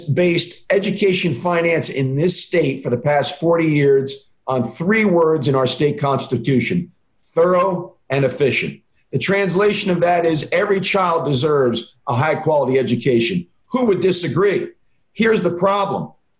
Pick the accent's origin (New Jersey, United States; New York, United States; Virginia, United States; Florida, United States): New Jersey, United States; Hillsborough; my hometown of Hillsborough, the typical New Jersey suburb